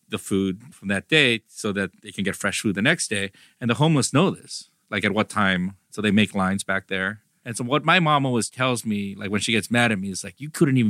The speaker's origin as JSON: {"language": "English", "town": "South Pasadena", "region": "California", "country": "United States", "tie": "born or raised there", "said": "South Pass, yeah."}